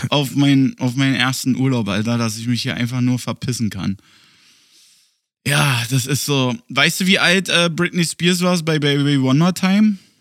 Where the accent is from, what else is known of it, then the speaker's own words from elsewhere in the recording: Germany; now in Berlin, Germany; Bei uns in Deutschland